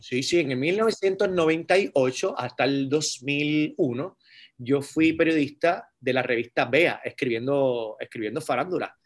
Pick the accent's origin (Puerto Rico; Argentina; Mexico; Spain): Puerto Rico; Carolina; also born or lived in San Juan, Puerto Rico; Yo nací en San Juan, Puerto Rico, y me crié en Carolina, Puerto Rico